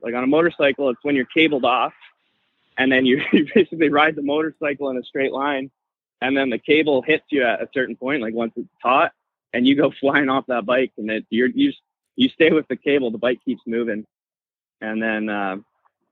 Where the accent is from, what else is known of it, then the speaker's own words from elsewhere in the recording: British Columbia, Canada; I'm from Canada